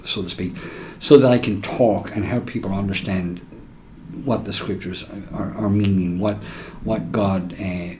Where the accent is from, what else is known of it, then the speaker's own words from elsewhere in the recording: Ireland; now in United States; I'm from Ireland, born and reared